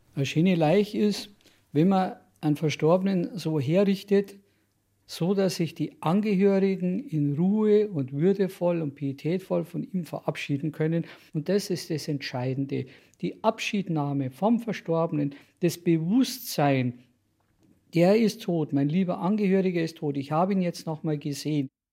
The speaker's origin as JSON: {"language": "German", "town": "Munich", "region": "Bavaria", "country": "Germany", "tie": "born or raised there", "said": "Ich bin in Obergiersing aufgewachsen"}